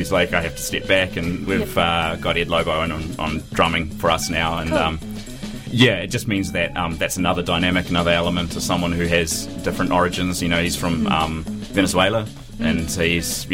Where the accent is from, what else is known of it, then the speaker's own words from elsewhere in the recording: Dunedin, Otago, New Zealand; I grew up in Signal Hill